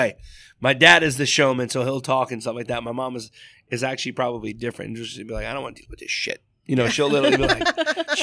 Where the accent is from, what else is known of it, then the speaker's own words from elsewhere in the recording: New York, United States; I was raised in New York in a sense